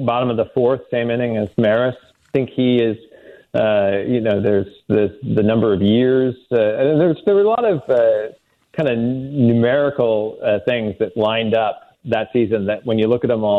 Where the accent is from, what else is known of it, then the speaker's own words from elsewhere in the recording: Edwardsville, Illinois, United States; I grew up in Edwardsville, right outside St. Louis